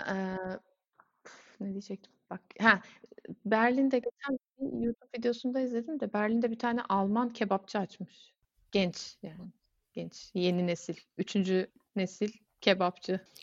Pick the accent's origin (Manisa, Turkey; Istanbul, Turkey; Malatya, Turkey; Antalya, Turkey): Antalya, Turkey; Gazipaşa; now in Germany; Gazi Paşalıyım demiyorum da şey, Antalyalıyım diyorum.